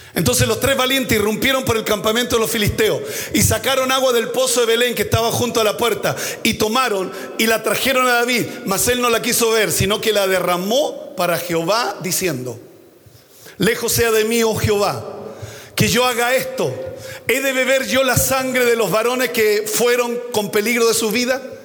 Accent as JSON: {"language": "Spanish", "country": "Chile"}